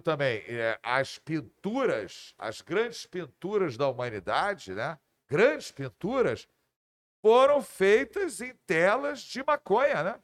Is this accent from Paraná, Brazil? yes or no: no; Rio de Janeiro, Brazil; eu sou do Rio de Janeiro e sou Botafogo